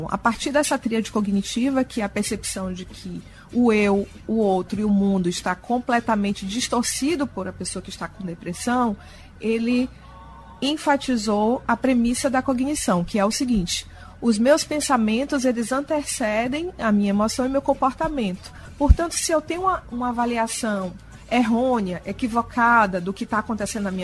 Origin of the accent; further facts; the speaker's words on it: Salvador, Bahia, Brazil; moved away as an adult; E vim de Salvador muito jovem, eu tinha só 24 anos, e acabei aportando aqui e me apaixonando por essa cultura.